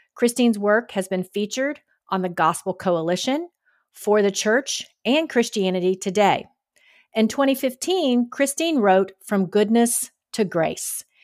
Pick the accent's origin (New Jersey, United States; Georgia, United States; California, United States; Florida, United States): Georgia, United States; now in Texas, United States; I was raised in Georgia and grew up going to the Friday Night Lights